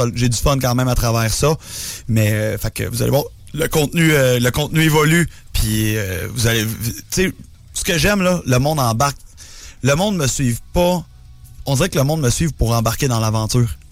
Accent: Laurentides, Quebec, Canada; je suis pas de Montréal, je suis d'un Laurentides

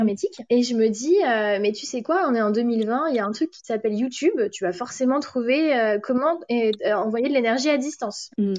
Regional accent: France; first language French; now in London, United Kingdom; je suis française

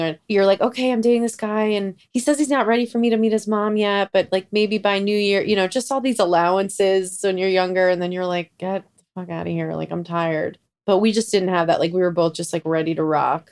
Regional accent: New York, United States; growing up in New York

